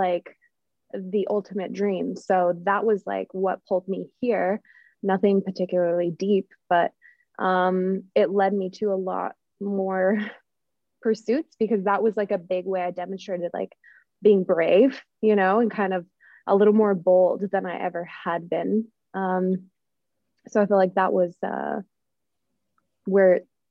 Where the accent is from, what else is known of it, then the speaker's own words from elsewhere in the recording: Utah, United States; moved away as an adult; now in Florida, United States; I grew up in Utah